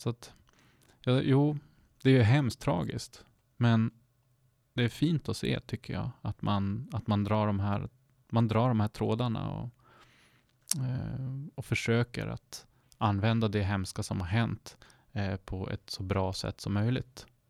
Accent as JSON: {"language": "Swedish", "area": "Sámi", "region": "Sápmi", "country": "Sweden", "said": "jag är ju själv same, men jag är också svensk."}